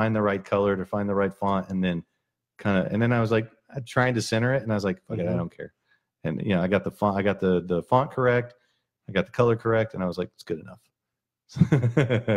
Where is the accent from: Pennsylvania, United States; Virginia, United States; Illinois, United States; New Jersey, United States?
Virginia, United States; Martinsville; Martinsville, Virginia.